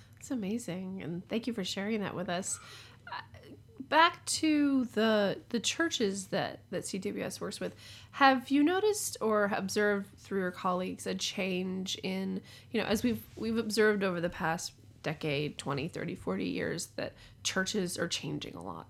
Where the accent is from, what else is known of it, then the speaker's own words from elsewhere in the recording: the South, United States; I come from the South and have a difficult relationship with being from the South